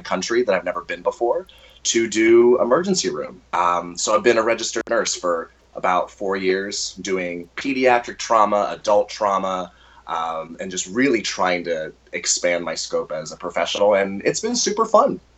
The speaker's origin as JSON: {"language": "English", "town": "Orlando", "region": "Florida", "country": "United States", "tie": "born or raised there", "also_born_or_lived": "Texas", "said": "I am a Texas-born uh, Florida native because I was raised in Orlando, Florida, for most of my life."}